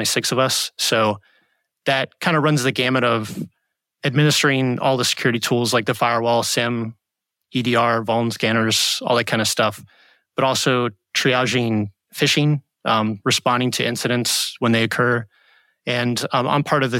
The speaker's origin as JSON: {"language": "English", "area": "Hampton Roads", "region": "Virginia", "country": "United States", "tie": "born or raised there", "also_born_or_lived": "Charlottesville, Virginia", "said": "I grew up in Hampton Roads, Virginia"}